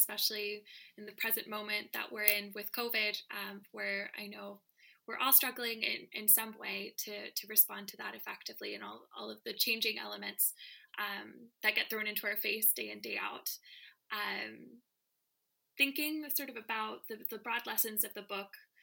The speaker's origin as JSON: {"language": "English", "country": "United States", "said": "I'm American"}